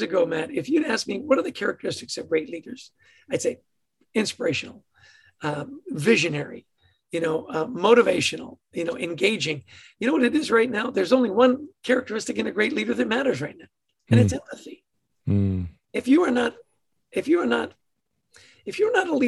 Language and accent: English; Edmonton, Alberta, Canada; Born in Edmonton, Alberta, to a ridiculously happy family